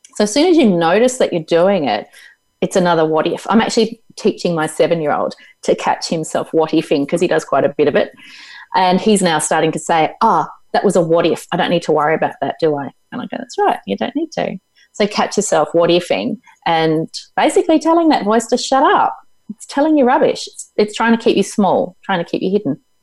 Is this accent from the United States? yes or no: no; Tasmania, Australia; also born or lived in Melbourne / Hobart; It's where I was born. I was born in Tasmania.